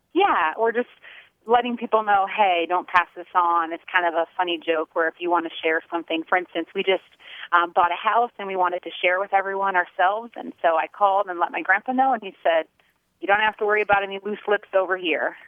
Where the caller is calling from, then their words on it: Omaha, Nebraska, United States; I'm calling from Omaha, Nebraska